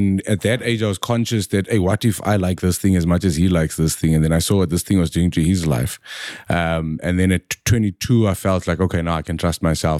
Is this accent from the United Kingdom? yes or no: no; South Africa; I am more South African than anybody.